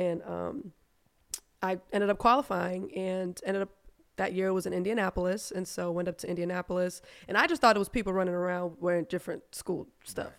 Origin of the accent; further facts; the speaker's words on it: Germany; first language German; English is a second language; also born or lived in United States; now in Atlanta, United States; German's actually my first language